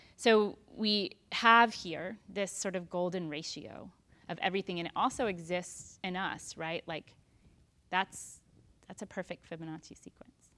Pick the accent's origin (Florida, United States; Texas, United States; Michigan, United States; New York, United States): Texas, United States; I'm so Texan